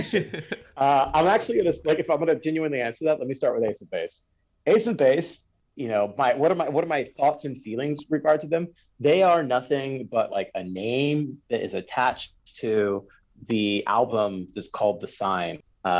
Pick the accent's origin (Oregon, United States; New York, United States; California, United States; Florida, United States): California, United States; Compton; I'm from Compton.